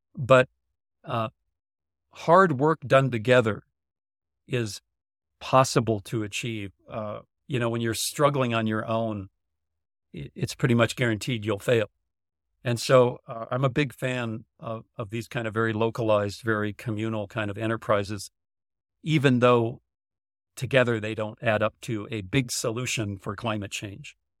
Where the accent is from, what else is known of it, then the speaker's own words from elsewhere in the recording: North Dakota, United States; growing up in North Dakota.